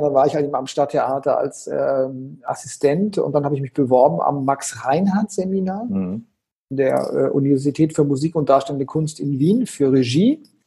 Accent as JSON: {"language": "German", "town": "Konstanz", "region": "Baden-Württemberg", "country": "Germany", "tie": "born or raised there", "said": "ich bin ja geboren am Bodensee, in Konstanz am Bodensee"}